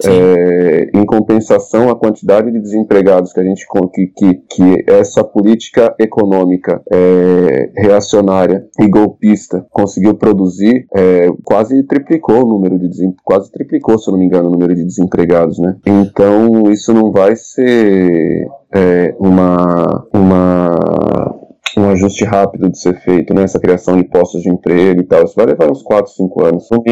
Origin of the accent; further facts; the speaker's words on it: Brazil; nós enquanto brasileiros